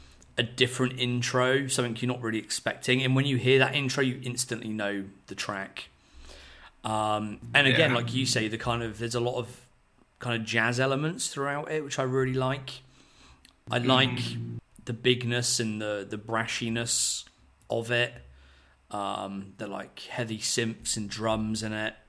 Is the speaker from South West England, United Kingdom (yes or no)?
yes; Poole, South West England, United Kingdom; my hometown of Poole in the UK